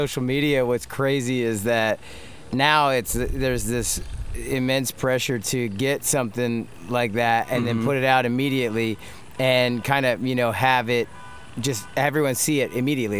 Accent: West Chester, Pennsylvania, United States; in the 80s when we grew up in Westchester

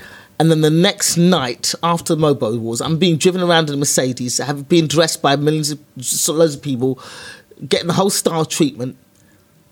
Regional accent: London, United Kingdom; I was a black girl from East London.

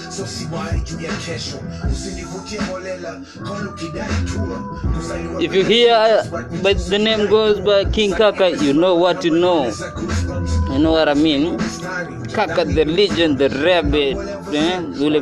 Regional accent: Nairobi, Kenya; also born or lived in Mombasa; I'm from Nairobi. Though currently in Mombasa

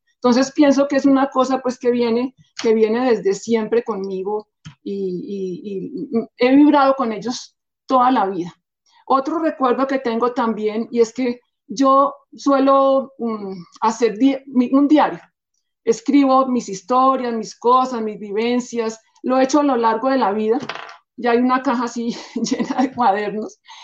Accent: Bogotá, Colombia; Yo nací en Bogotá, soy bogotana, de familia mitad bogotana, cachaca, y mitad payanesa

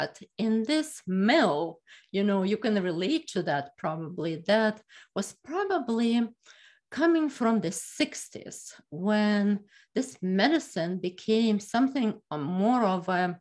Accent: Ukraine; moved away as an adult; now in Philadelphia, United States; I went to medicine in Ukraine, and I'm from Ukraine

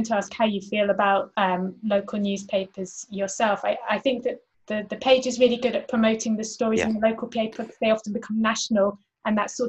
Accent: Somerset, South West England, United Kingdom; moved away; I'm from Somerset

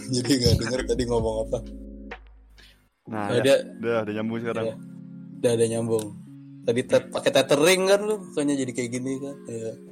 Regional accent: Balikpapan, East Kalimantan, Indonesia; dikirim ke kebetulan ke kota gue di Kalimantan sana di Balikpapan ya kan.

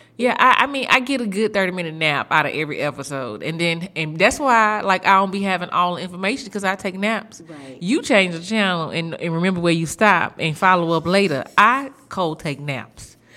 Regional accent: Houston, Texas, United States; I'm from Houston

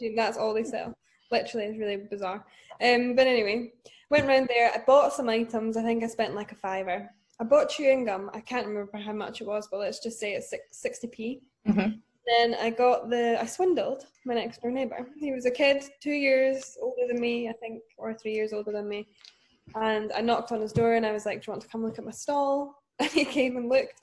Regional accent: Dunfermline, Scotland, United Kingdom; now in Glasgow, United Kingdom; I am from Scotland. I'm from Dunfermline originally, but I currently live in Glasgow

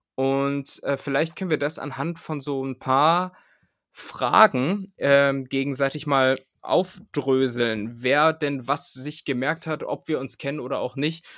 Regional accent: Hameln, Lower Saxony, Germany; Ich komme aus, aus Hameln

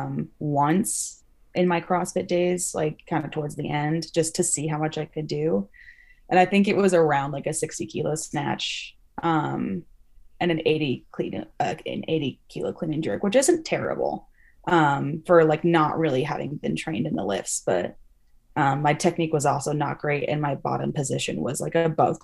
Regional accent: Salt Lake City, Utah, United States; my hometown. They were in Salt Lake

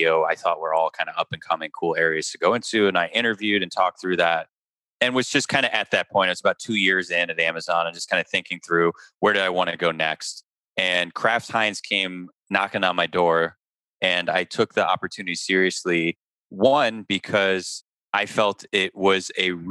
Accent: Chicago, Illinois, United States; moved away as an adult; I was born and raised in Chicago

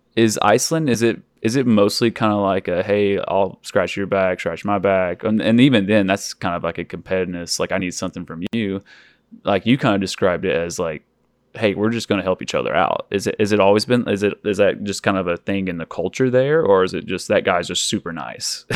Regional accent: Oklahoma, United States; I grew up in Oklahoma

